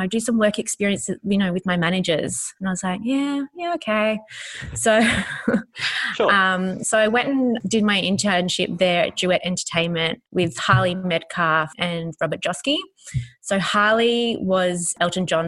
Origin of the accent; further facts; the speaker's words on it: Sydney, New South Wales, Australia; I grew up in Alfords Point, which is southwest in Sydney